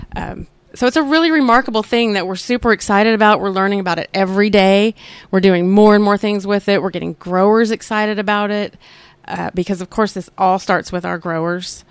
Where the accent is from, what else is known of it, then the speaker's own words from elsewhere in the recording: Oklahoma, United States; I grew up here in Oklahoma